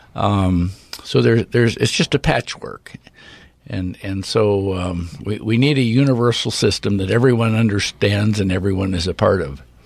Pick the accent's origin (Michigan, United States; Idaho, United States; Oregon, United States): Oregon, United States; Redmond; when I grew up in Redmond